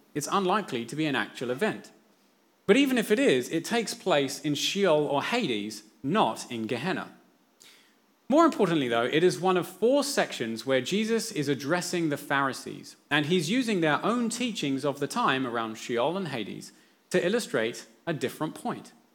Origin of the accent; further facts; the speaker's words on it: England, United Kingdom; now in New Zealand; when I was growing up in England